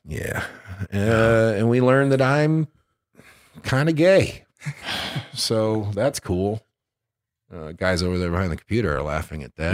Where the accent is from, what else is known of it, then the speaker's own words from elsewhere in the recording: Detroit, Michigan, United States; moved away; I'm from Detroit